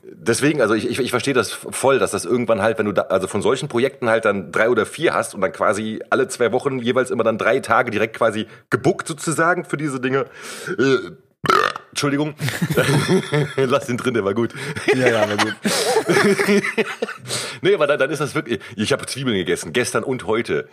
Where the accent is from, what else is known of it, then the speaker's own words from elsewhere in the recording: Cologne, North Rhine-Westphalia, Germany; Ich bin ja gebürtiger Kölner